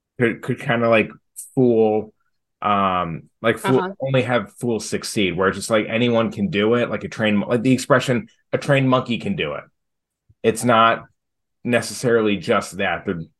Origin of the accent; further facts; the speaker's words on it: Boston, Massachusetts, United States; the Boston Celtics, my hometown basketball team